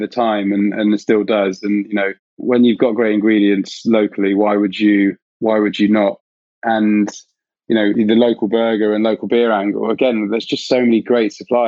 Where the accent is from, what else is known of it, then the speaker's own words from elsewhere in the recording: West Country, South West England, United Kingdom; I'm from the West Country